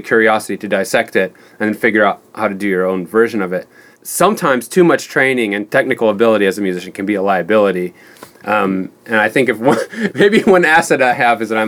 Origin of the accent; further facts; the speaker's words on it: Kankakee, Illinois, United States; I grew up in like an hour south of Chicago, a town called Kankakee